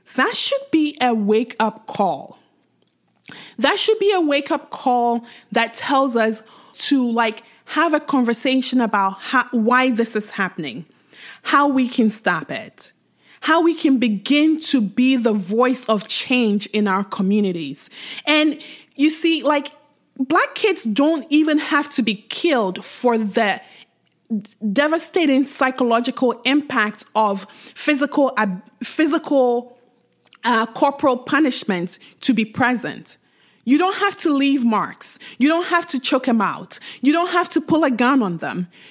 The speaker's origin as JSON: {"language": "English", "country": "Ghana", "tie": "born or raised there", "said": "I grew up in Ghana, uh, to a Nigerian mom"}